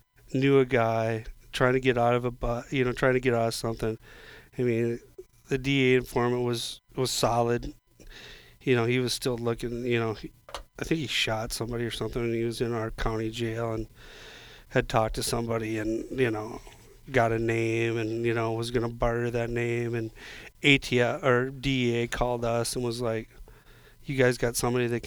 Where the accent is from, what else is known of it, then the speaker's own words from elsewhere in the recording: Florida, United States; I grew up in Florida.